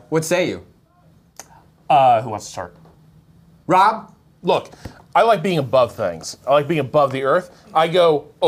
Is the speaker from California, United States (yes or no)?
yes; California, United States; I'm from California.